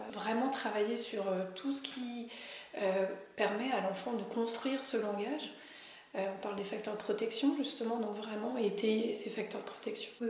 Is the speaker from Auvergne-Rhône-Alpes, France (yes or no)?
yes; Auvergne-Rhône-Alpes, France; pour ma part, comme je viens de l'Isère, moi je ne connaissais pas l'apport par les collègues